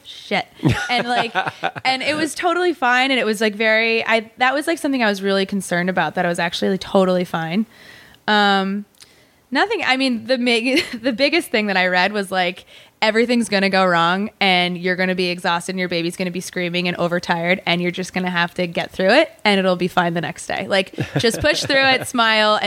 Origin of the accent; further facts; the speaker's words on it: Woodstock, Vermont, United States; I grew up in Vermont